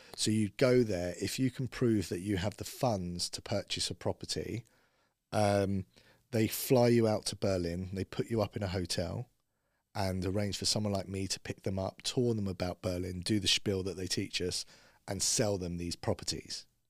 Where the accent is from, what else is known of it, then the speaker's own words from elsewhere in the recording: Bushey, East of England, United Kingdom; I grew up in Bushy, so Watford was kinda like my stomping ground